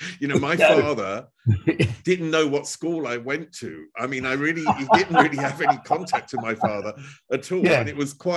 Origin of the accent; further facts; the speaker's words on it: Chelmsford, East of England, United Kingdom; I'm from Chelmsford, which is northeast of London.